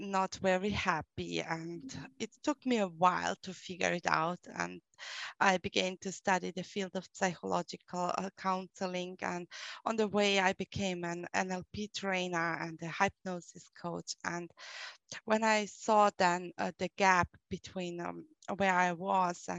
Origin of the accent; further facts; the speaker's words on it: Vienna, Austria; accent: German; English is a second language; I was born in Vienna and grew up there